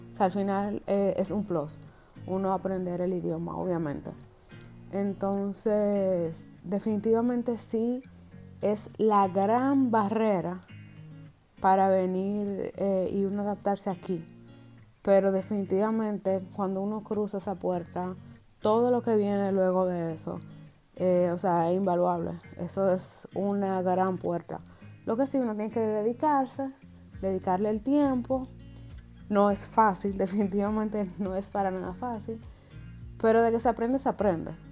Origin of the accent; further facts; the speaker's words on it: Germany; pues mi cédula es alemana porque yo soy alemana.